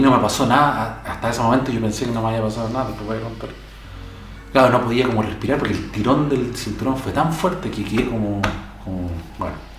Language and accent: Spanish; Chile